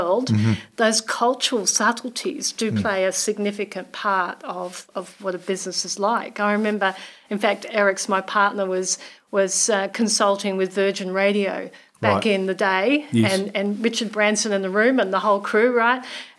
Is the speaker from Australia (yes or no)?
yes; Australia; now in New Zealand; I'm an Aussie.